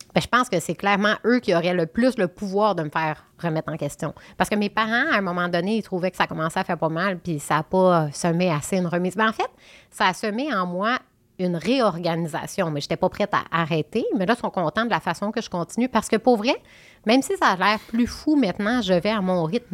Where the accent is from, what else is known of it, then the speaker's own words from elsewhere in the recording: Quebec, Canada; now in Montérégie, Canada; je suis une fille du Saguenay-Lac-Saint-Jean. Ben, maintenant, j'habite en Montérégie, mais je veux dire, je viens du Saguenay-Lac-Saint-Jean